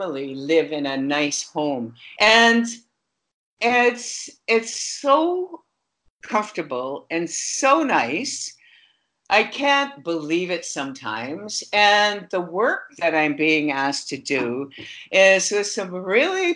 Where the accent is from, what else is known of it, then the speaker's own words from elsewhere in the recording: Fort McMurray, Alberta, Canada; moved away; I was born in Fort McMurray